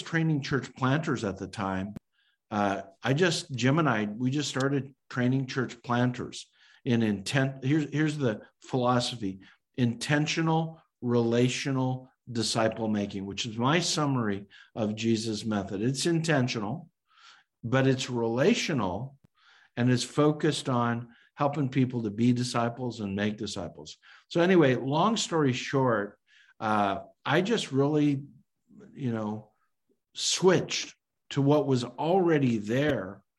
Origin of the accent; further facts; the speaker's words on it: Calgary, Alberta, Canada; a student at the University of Calgary in my hometown of Calgary, Alberta, Canada